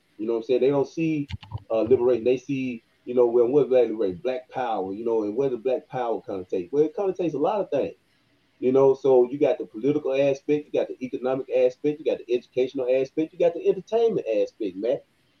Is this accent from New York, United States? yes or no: no; Senatobia, Mississippi, United States; young man growing up in Senatobia, Coldwater area, going to the churches. I was brought up in the church.